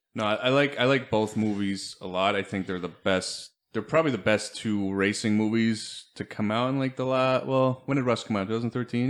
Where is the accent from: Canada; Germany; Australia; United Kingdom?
Germany; moved away; we grew up with him in Germany